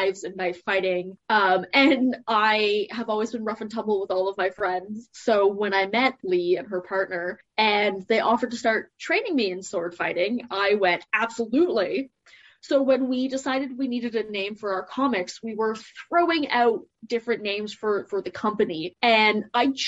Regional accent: Toronto, Ontario, Canada; also born or lived in the Canadian prairies / Parry Sound; now in the prairies, Canada; I'm a Canadian artist, originally from Toronto. Now I am working and living in the prairies

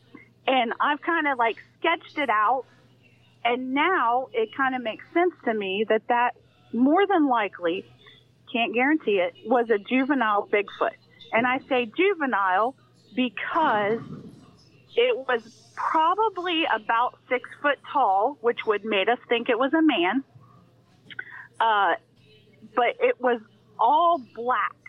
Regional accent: Adams County, Ohio, United States; I grew up in Adams County, Ohio, which I grew up right in the heart of the Amish community

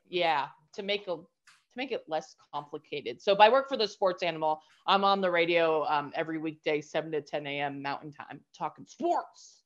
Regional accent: New Mexico, United States; moved away as an adult; also born or lived in New York; I was in New York the last 13 years, had to move back to my hometown of New Mexico.

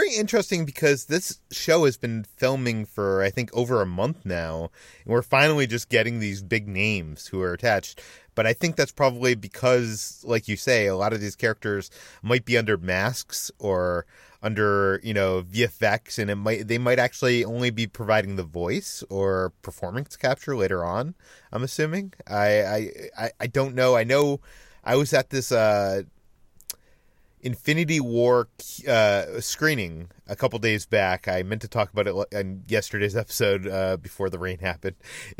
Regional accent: Massachusetts, United States; whereas where I'm from Massachusetts, like, you know, it was insane winters every winter and nothing.

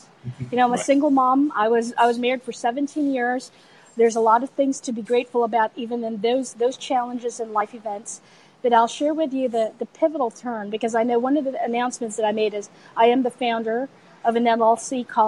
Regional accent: United States; also born or lived in Philippines; So as you know, it's still, home is home. Right. Even though I grew up pretty much in the United States, home is home.

